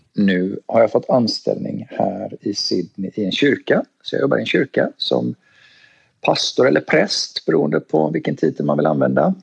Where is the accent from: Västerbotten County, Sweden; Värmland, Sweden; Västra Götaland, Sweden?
Västra Götaland, Sweden; Gothenburg; moved away as an adult; also born or lived in Stockholm / Thailand / California; now in Australia; Född och uppväxt i Göteborg